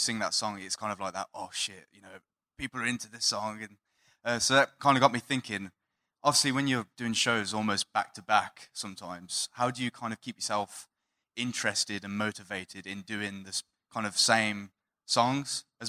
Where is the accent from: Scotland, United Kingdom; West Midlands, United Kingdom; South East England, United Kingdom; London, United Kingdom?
West Midlands, United Kingdom; Redditch; from Redditch.